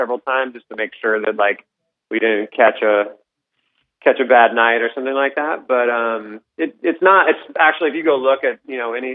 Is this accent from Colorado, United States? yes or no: yes; Colorado, United States; moved away; I grew up in Colorado